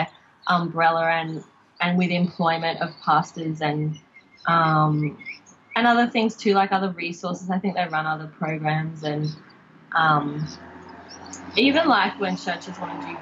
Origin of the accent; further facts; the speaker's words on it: Logan, Queensland, Australia; I grew up in Logan